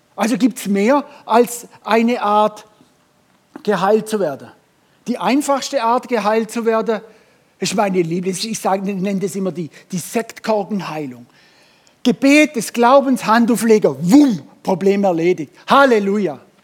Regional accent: Germany; wir Deutsche

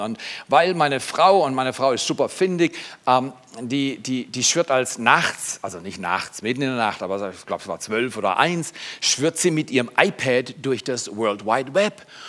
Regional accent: Freiburg, Baden-Württemberg, Germany; ich komme aus Haslach, du nicht. Ich wäre gerne in Herdern geboren, aber ich bin Haslach groß geworden. Das ist die Loser-Gegend in Freiburg

